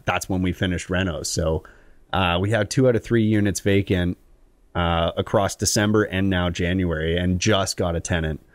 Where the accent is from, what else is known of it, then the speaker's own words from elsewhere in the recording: Collingwood, Ontario, Canada; also born or lived in Stayner, Ontario; I'm from Collingwood